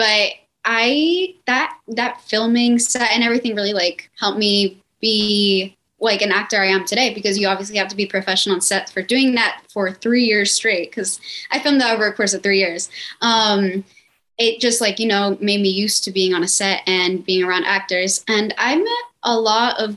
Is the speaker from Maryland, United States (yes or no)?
no; Miami, Florida, United States; born and raised in Miami, Florida.